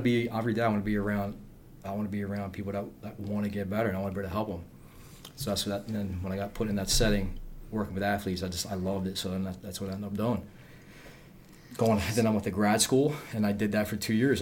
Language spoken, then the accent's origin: English; Philadelphia, Pennsylvania, United States; I'm from Northeast Philly. That's where I was born